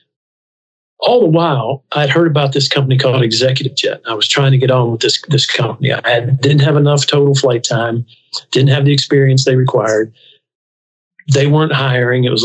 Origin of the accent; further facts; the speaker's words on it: Huntington, West Virginia, United States; also born or lived in Nashville; I was born in Nashville, Kentucky, grew up in Huntington, West Virginia